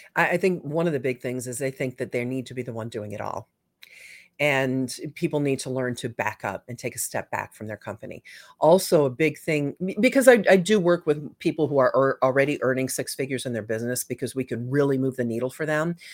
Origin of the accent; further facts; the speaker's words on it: Michigan, United States; I grew up in Michigan